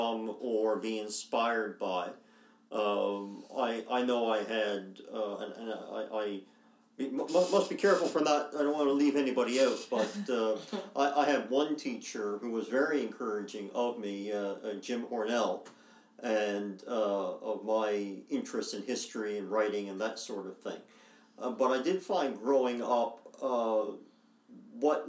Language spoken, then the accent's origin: English; Grand Falls-Windsor, Newfoundland and Labrador, Canada; also born or lived in Corner Brook; now in St. John's, Canada; I grew up in Grand Falls, now Grand Falls, Windsor